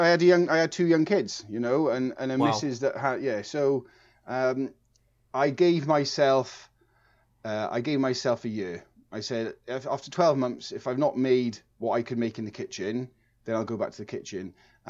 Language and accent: English; Dartford, South East England, United Kingdom; born there; I was actually born in Dartford in Kent, so I'm actually English.